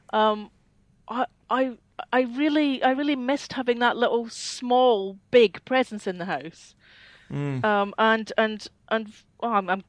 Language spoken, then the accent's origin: English; Scotland, United Kingdom; accent: Scottish; moved away as an adult; now in Peterborough, United Kingdom; I am Scottish